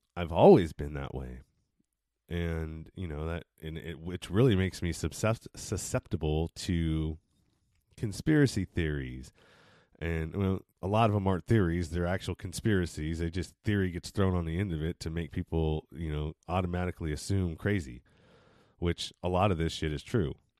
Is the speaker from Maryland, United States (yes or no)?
no; East Bay, San Francisco Bay Area, California, United States; I was born and raised in San Francis, not San Francisco, but the Bay Area, San Francisco Bay Area, in the east part of the Bay